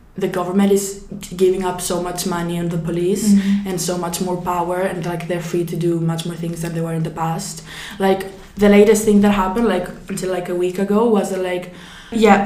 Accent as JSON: {"language": "English", "country": "Greece", "said": "I'm 17 years old, and I come from Greece."}